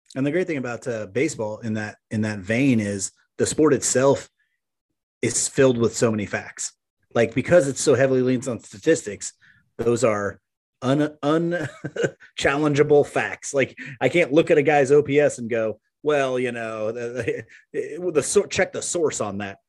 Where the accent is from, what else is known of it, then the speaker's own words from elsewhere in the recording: Maryville, Missouri, United States; moved away; it was fantastic to get back to Maryville. Um, Yeah, that, that's my hometown